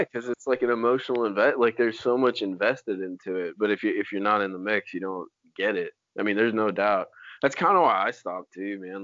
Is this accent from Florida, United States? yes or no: yes; Florida, United States; moved away